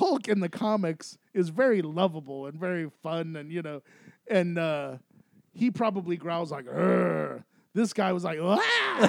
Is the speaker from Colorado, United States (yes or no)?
yes; Aurora, Colorado, United States; Aurora, Colorado.